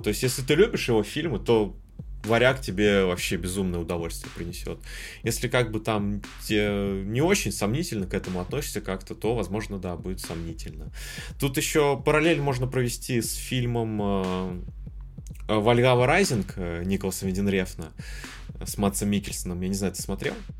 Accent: Kamchatka Krai, Russia; я с Камчатки

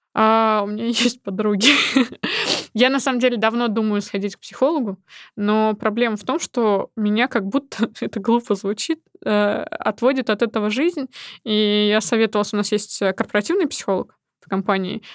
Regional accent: Nizhny Novgorod, Nizhny Novgorod Oblast, Russia; moved away as an adult; now in Moscow, Russia; в моем родном городе, в Нижнем Новгороде

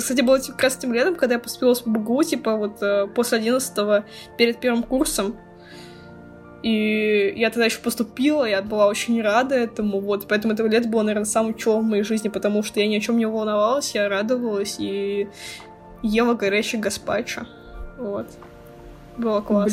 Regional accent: Russia; мы как бы из России, мы не богатые

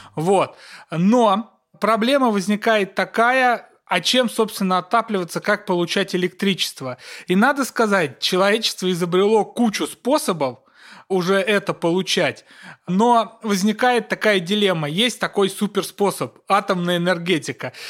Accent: Kursk Oblast, Russia; Курская моя, я из Курской области

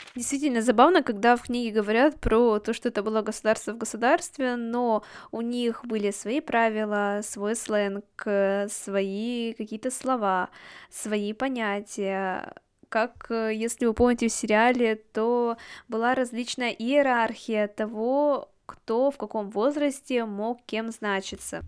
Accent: Yekaterinburg, Sverdlovsk Oblast, Russia; Я родилась и выросла в Екатеринбурге

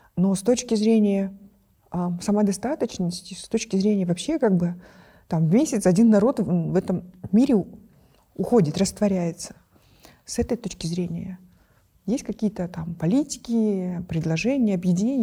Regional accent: Kyrgyzstan; мы, например, в Центральной Азии

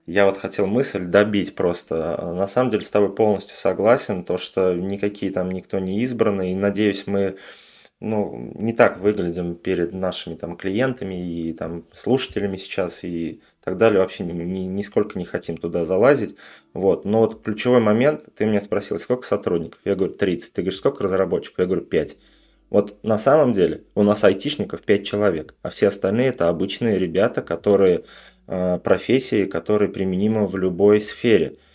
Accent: Tatarstan, Russia; я сам из Татарстана тоже

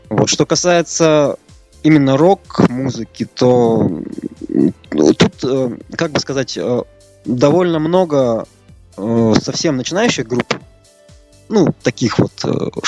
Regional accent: Chelyabinsk, Chelyabinsk Oblast, Russia; мы в родном городе довольно мало и редко играем. В основном это гастроли в города России и ближнего зарубежья. Вот э, в Челябинске

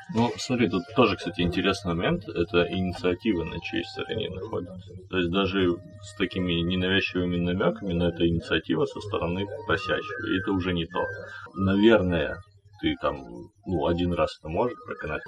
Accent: Kazakhstan; я родом из Казахстана

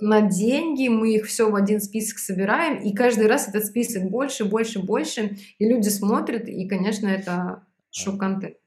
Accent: Belarus; moved away as an adult; now in Moscow, Russia; Я родилась в Беларуси, и в 2012 году я переехала в Москву

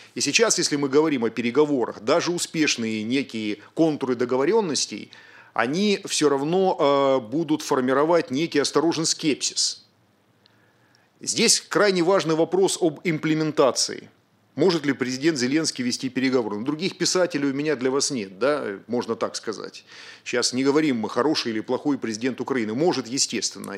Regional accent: Rostov-on-Don, Rostov Oblast, Russia; Я сам родом из Ростова-на-Дону

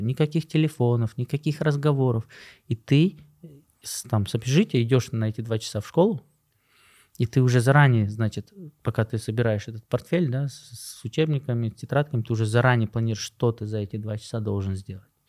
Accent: Bishkek, Kyrgyzstan; moved away; also born or lived in Osh / Moscow / United States; Я родился в Аше, вырос в Бишкеке

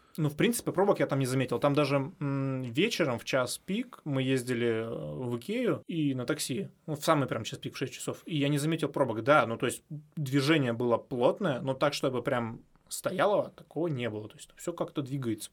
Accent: Miass, Chelyabinsk Oblast, Russia; я человек, который все детство провел в Миасе, да, ну, все маленькое детство, потому что у меня там бабушка жила

